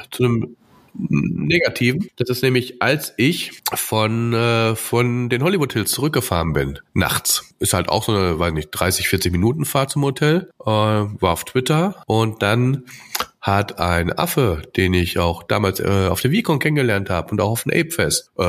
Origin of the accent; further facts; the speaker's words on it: Austria; Ja, ich bin aus Österreich.